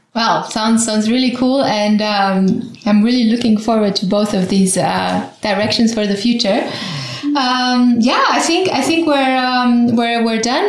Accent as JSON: {"language": "English", "country": "Romania", "second_language": "English", "said": "my home country, Romania"}